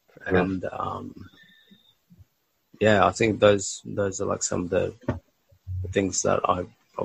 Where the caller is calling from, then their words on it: Melbourne, Victoria, Australia; I'm calling you from Melbourne right now.